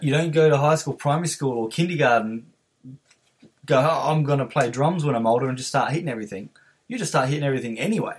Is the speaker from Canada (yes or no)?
no; Adelaide, South Australia, Australia; from Adelaide